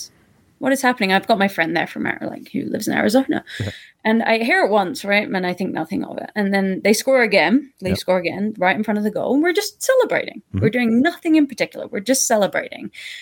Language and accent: English; Toronto, Ontario, Canada; Like, we come from Toronto.